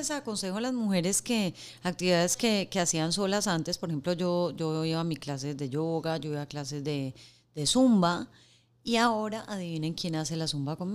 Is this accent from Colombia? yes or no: yes; Colombia; Mi amor, eh, yo soy colombiana, y él es venezolano. En mi país le decimos crispetas y en el tuyo.